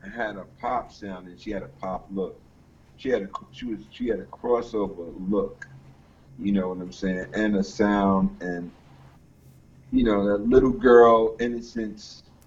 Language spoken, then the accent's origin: English; Atlantic coast, East Coast, United States; we're from the Atlantic coast